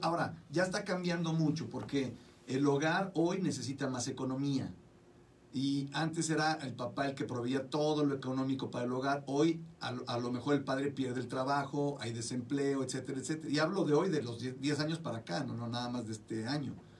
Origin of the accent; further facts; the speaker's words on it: Mexico; now in United States; En México, por ejemplo, de donde yo vengo, y hablo de mi país, de allá donde vengo